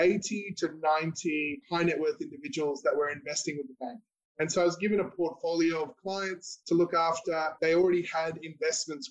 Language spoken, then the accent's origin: English; Australia; I was born in Australia, but my parents are of Indian background